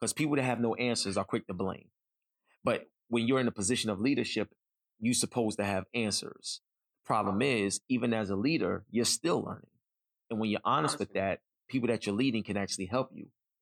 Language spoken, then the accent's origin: English; New York City, New York, United States; I grew up in East New York, Brooklyn